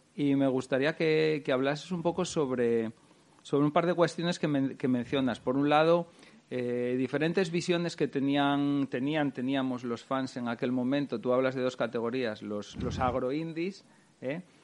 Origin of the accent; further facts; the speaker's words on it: Gijón, Asturias, Spain; Fue la primera vez que me fui de Gijón